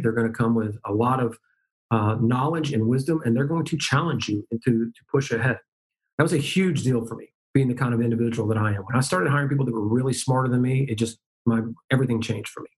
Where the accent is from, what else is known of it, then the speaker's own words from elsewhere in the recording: Dallas, Texas, United States; moved away; also born or lived in Memphis, Tennessee / Boca Raton, Florida; born and raised in Dallas, but lived in Memphis for 10 years